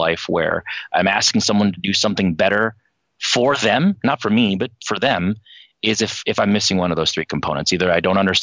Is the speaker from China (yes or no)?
yes; China; moved away; I was born in China. I left in 1989